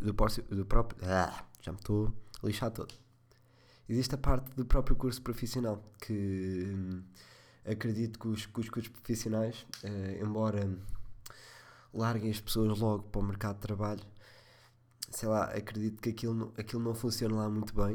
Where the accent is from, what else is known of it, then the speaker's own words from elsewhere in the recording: Leiria, Leiria District, Portugal; sou de Leiria